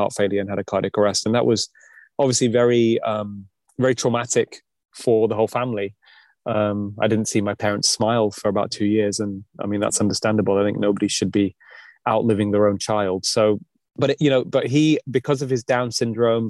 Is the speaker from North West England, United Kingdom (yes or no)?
yes; Manchester, North West England, United Kingdom; also born or lived in Delhi, India / Edinburgh, Scotland; I grew up in a place called Manchester